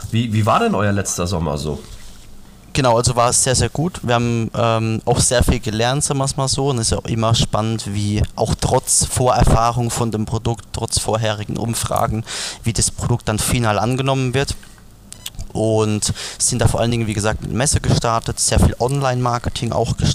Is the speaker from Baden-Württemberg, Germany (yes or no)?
no; Rhineland-Palatinate, Germany; Also wir sind ja wirklich in der Pfalz aufgewachsen, in der äh, Weinregion schlechthin